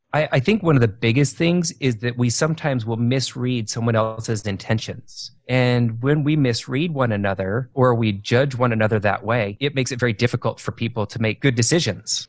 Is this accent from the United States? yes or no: yes; Idaho, United States; moved away as an adult; also born or lived in Asia / eastern United States; now I live back in where I kind of where I grew up in Idaho